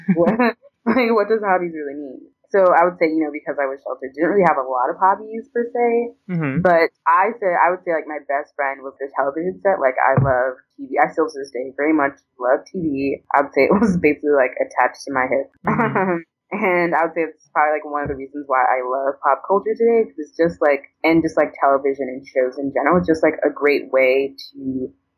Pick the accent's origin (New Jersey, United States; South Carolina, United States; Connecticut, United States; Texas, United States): Connecticut, United States; Hartford; now in Boston, United States; I grew up in Hartford, Connecticut